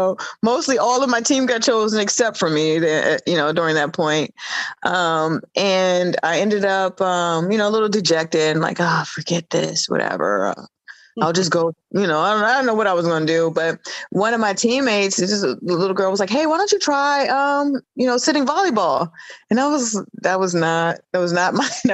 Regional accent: Washington, District of Columbia, United States; I grew up in Washington, D.C.

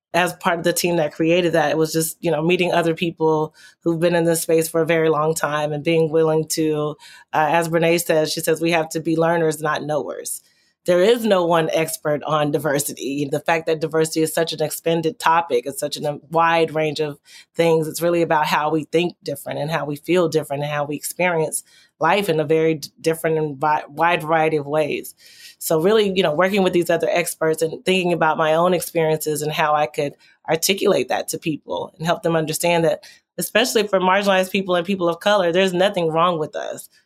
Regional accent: Texas, United States; as a child growing up in Texas

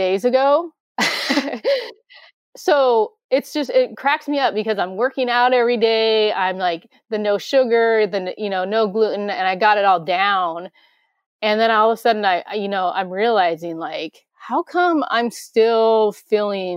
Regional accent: Grays Harbor, Washington, United States; how hillbilly I am from Grays Harbor

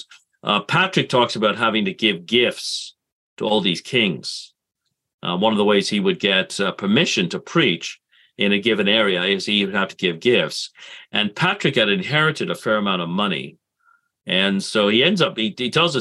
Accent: England, United Kingdom; I was born in England.

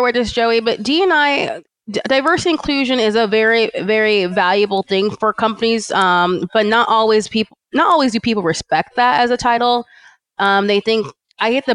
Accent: California, United States; born or raised there; also born or lived in Atlanta, Georgia

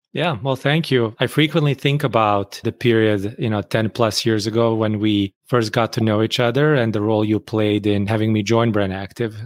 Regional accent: Bosnia & Herzegovina; moved away as an adult; now in United States; I grew up in Bosnia

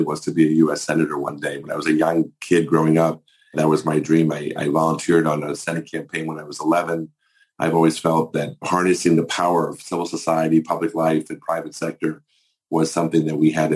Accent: Maryland, United States; my home state of Maryland

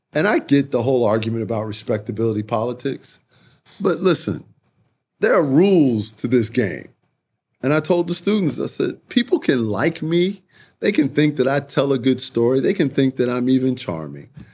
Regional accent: Chicago, Illinois, United States; I grew up in Chicago. I'm a big city man

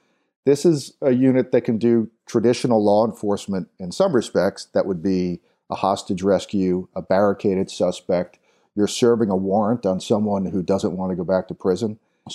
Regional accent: New York, United States; I'm from New York, but desperately did not want to move back to New York as much as I love it.

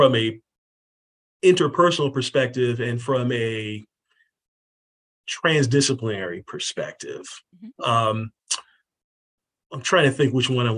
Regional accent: 15 minutes from UCSF, Northern California, United States; moved away as an adult; also born or lived in Northeast US / Southeast US; I grew up about 15 minutes from UCSF.

